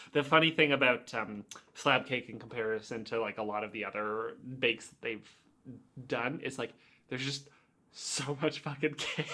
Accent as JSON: {"language": "English", "town": "Oakville", "region": "Ontario", "country": "Canada", "tie": "born or raised there", "said": "I grew up in Oakville and that was where headquarters was"}